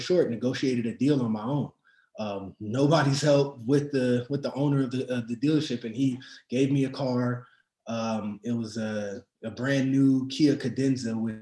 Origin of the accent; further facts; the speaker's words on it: Arizona, United States; I'm from Arizona